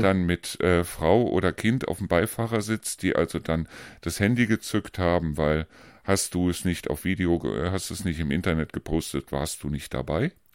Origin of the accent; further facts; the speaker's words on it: Rhineland, Germany; moved away; ich bin ja eigentlich Rheinländer